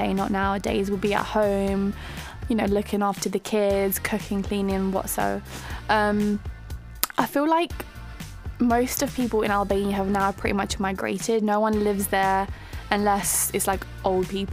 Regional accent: London, United Kingdom; also born or lived in Greece; growing up in London

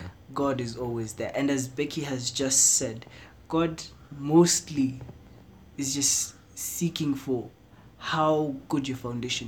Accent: Kenya; I'm this Kenyan young man

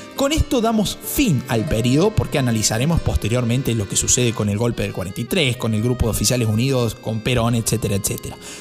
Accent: Córdoba, Argentina; soy de Córdoba

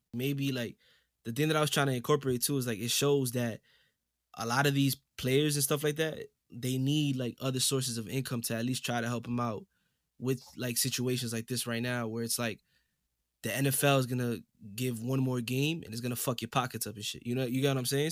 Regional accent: New York City, New York, United States; coming straight out the Boogie Down Bronx, New York City

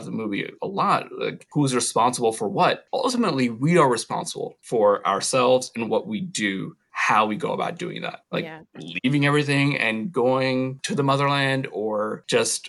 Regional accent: New York, United States; Having been born in New York

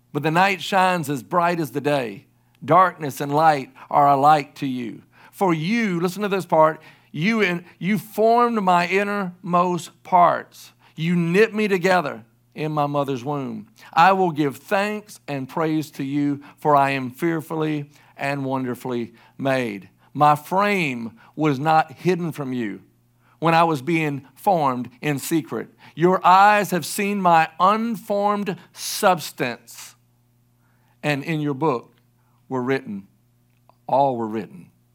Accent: South Carolina, United States; also born or lived in Oklahoma City, Oklahoma; I grew up in South Carolina all my life from, like, age nine months on, um, I was born in Oklahoma City.

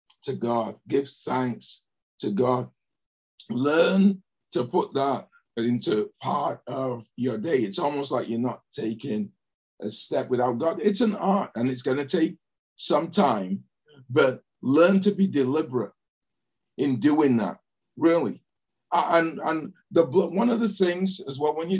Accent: England, United Kingdom; growing up in England

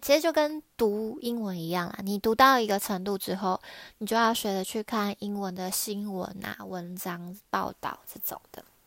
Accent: Taiwan; now in Japan; 我是在日本工作的台湾人

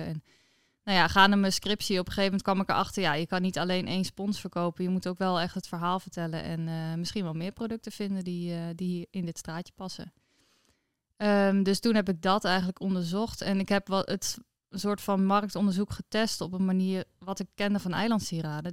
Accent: Noordwolde, Friesland, Netherlands; ik ben opgegroeid in Noordwolde. Het is een heel mooi eh, klein plaatsje onder in Friesland.

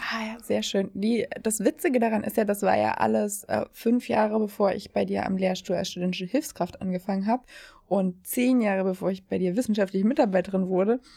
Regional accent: East Germany, Germany; now in Hamburg, Germany; Bei uns im Osten

